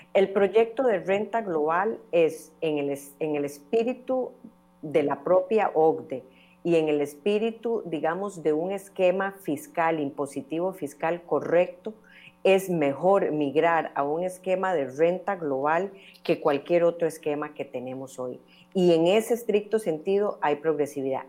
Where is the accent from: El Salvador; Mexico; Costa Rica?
Costa Rica; como costarricenses